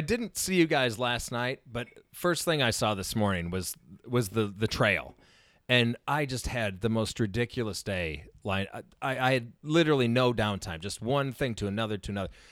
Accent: Chicago, Illinois, United States; moved away; I'm from Chicago.

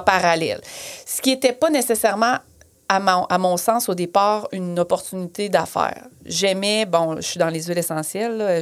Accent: Plessisville, Quebec, Canada; moved away as an adult; also born or lived in Western Canada / Australia; je suis, euh, je suis née à Plessisville, je fais mes études

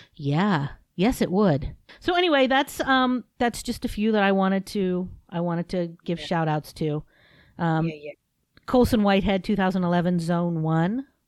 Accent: United States; I'm an American

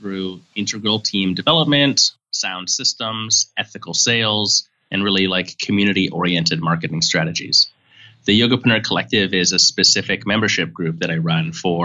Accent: Canada; moved away; also born or lived in San Francisco; I'm from Canada originally

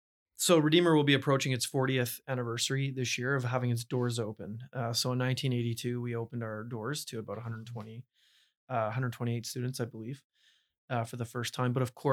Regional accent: Burlington, Ontario, Canada; So I grew up in Burlington, Ontario, and attended K to 12 Christian education schools, John Calvin Christian School in Burlington and Guido de Bray High School in Hamilton.

